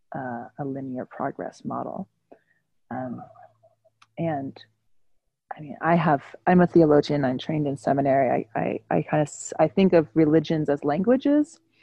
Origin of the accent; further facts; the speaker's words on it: California, United States; now in New York City, United States; I normally live in New York City, um, the traditional land of uh, the Lenape people, and I was born in California